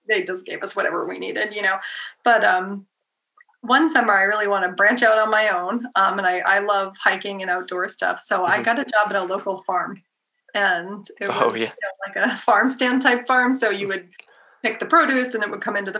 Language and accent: English; New Hampshire, United States; I'm from New Hampshire